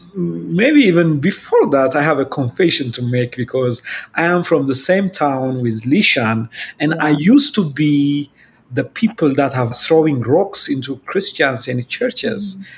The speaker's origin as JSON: {"language": "English", "country": "Ethiopia", "said": "I'm from Ethiopia"}